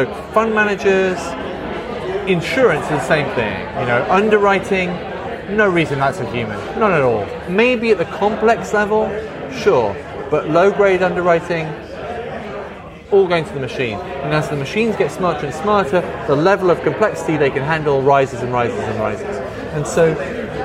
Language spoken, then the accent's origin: English; Midlands, United Kingdom; I grew up in the Midlands, and so there was like car plants in Derby shutting down